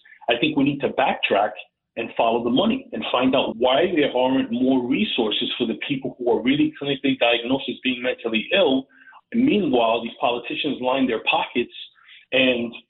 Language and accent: English; New York City, New York, United States; as a New Yorker, as a native New Yorker